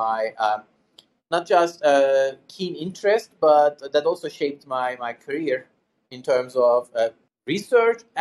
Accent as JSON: {"language": "English", "region": "Istanbul", "country": "Turkey", "tie": "born or raised there", "moved": "as an adult", "lives_now": "Pittsburgh, United States", "said": "I was born and raised in Istanbul, Turkey, and I lived there for the first three quarters of my life so far"}